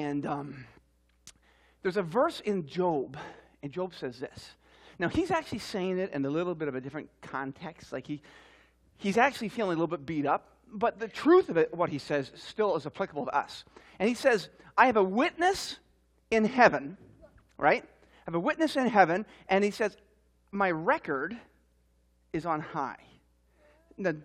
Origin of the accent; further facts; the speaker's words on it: Newfoundland and Labrador, Canada; I'm from Newfoundland, and we speak kind of funny up there